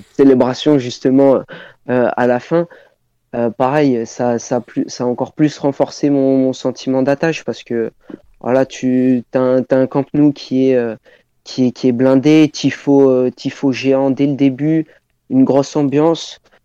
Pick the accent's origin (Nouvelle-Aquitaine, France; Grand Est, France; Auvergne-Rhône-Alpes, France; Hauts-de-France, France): Auvergne-Rhône-Alpes, France; Clermont-Ferrand; je suis de Clermont de Clermont au niveau de ma ville d'origine